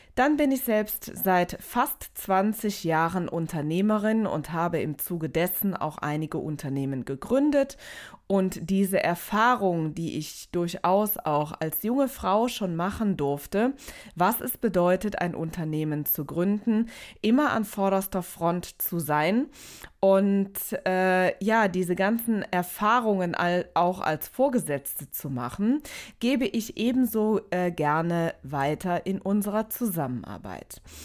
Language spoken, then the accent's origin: German; Aachen, North Rhine-Westphalia, Germany; Ich komme aus Aachen